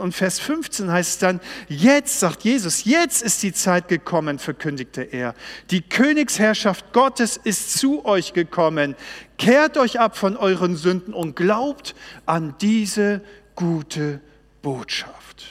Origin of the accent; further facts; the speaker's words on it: Baltic Sea coast, Germany; Ich bin an der Ostsee groß geworden